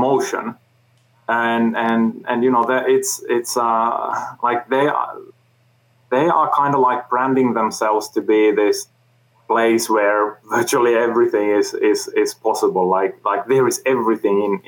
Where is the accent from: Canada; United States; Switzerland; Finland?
Finland; I come from Finland